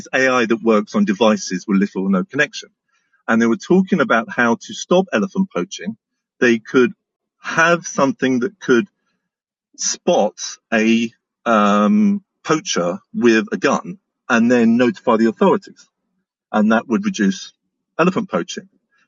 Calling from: Cornwall, South West England, United Kingdom; I'm calling you from Cornwall, UK.

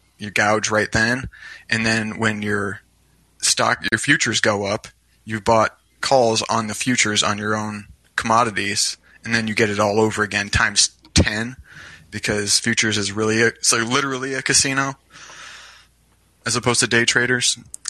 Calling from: Iowa, United States; I'm calling from Iowa.

